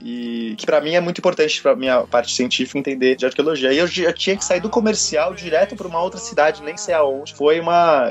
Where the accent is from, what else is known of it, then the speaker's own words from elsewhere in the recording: São Paulo, Brazil; Eu sou de São Paulo.